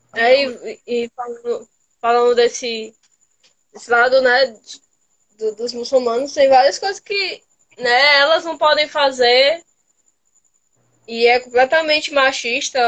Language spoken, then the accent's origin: Portuguese; Ceará, Brazil; eu sou cearense